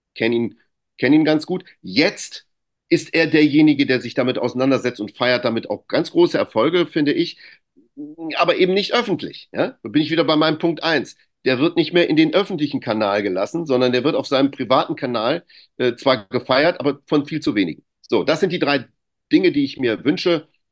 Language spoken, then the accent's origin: German; Greece; ich bin ja auch Grieche